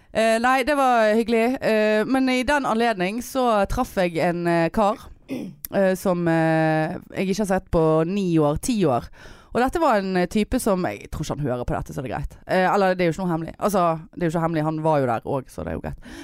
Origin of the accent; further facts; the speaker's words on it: Trøndelag, Norway; Jeg høres ikke, men Jeg er fra Trøndelag.